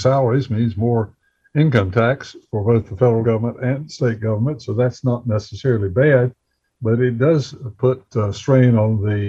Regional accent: Bessemer City, North Carolina, United States; my hometown of Bessemer City.

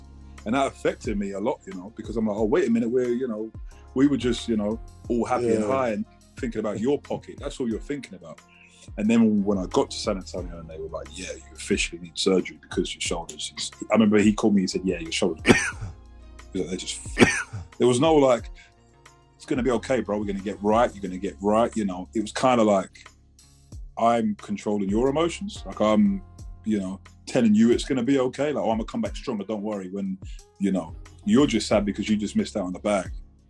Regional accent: South East England, United Kingdom; It hurts me because I'm from Kent and we thrive to think we had the best fish and chips in the world.

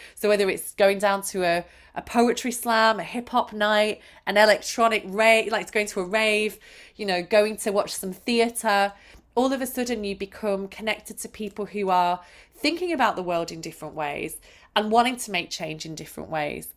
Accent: Manchester, North West England, United Kingdom; I was brought up in Manchester

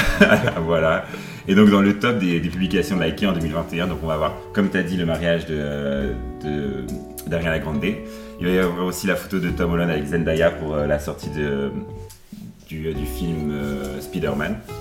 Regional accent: Upper Normandy, France; moved away as an adult; now in Brussels, Belgium; Je viens de France, je suis normand, de Haute-Normandie

